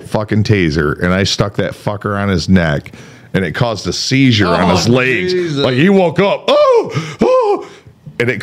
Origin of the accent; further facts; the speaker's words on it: Jackson, Michigan, United States; Where am I from? Oh, right here in Jackson, Michigan.